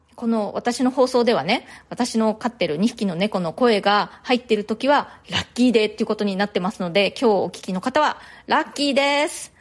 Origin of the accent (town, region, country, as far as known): Japan; now in New York, United States